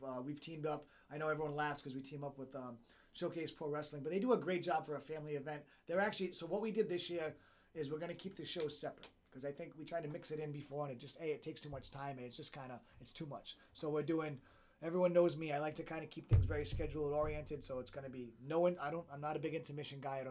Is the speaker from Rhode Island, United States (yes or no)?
yes; Central Falls, Rhode Island, United States; my hometown of Central Falls, the Knights of Columbus Hall